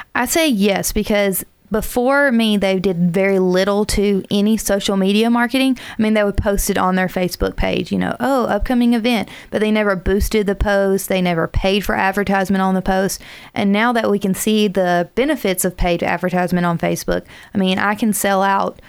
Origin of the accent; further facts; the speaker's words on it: South Alabama, United States; now in Huntsville, United States; I'm originally from South Alabama